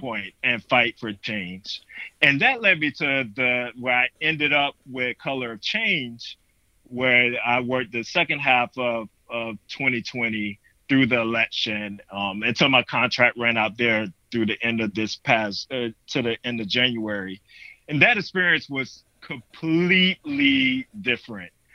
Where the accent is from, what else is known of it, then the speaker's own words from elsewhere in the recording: North Carolina, United States; moved away as an adult; also born or lived in Connecticut; i had moved back to north carolina in my hometown